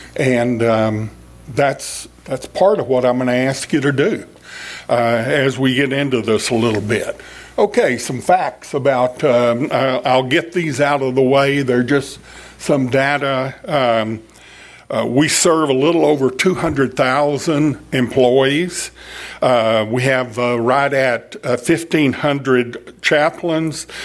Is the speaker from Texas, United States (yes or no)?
yes; Fort Worth, Texas, United States; I was born in Fort Worth. My grandfather was in Fort Worth. My father worked in Fort Worth. And I started off working at Bell Helicopter in Fort Worth